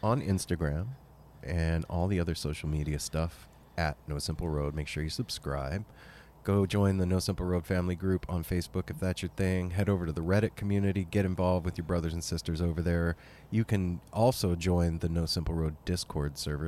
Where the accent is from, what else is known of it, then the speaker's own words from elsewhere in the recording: Las Vegas, Nevada, United States; now in Portland, United States; This whole crew, we're all from Vegas originally